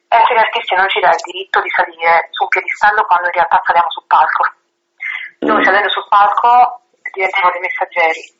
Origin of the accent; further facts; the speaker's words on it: a small town near Vesuvius, Campania, Italy; first language Italian; moved away; ho avuto origini molto semplici in un paese molto piccolo all'ombra del Vesuvio e per anni io ho amato tantissimo il mio paese.